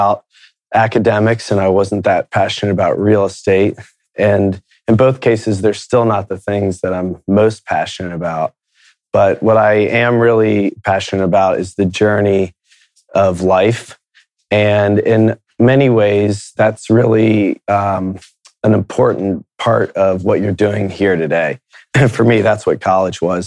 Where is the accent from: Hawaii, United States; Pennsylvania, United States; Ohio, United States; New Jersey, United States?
Ohio, United States; Akron; also born or lived in Miami, Florida; We quickly moved to Akron, Ohio, and started our lives there